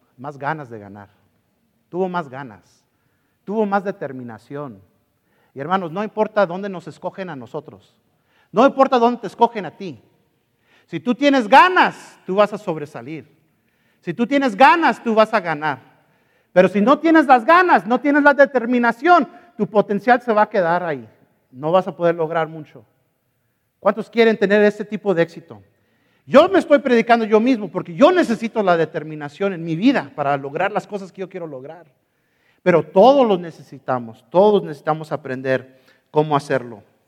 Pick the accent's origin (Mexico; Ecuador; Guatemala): Mexico; soy mexicano